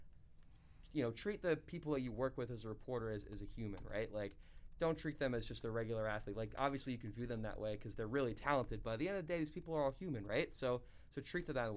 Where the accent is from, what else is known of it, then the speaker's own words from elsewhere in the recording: Seekonk, Massachusetts, United States; my hometown public school in Seekonk